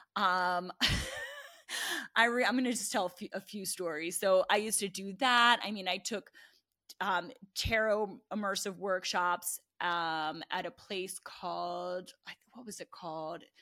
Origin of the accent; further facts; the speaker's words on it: New Jersey, United States; moved away as an adult; also born or lived in Baltimore; now in Austin, United States; I'm from New Jersey